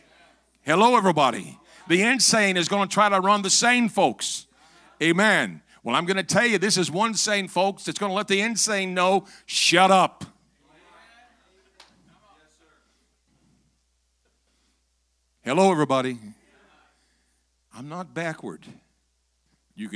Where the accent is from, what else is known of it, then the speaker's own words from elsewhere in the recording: Metropolis, Illinois, United States; moved away; I was born in Metropolis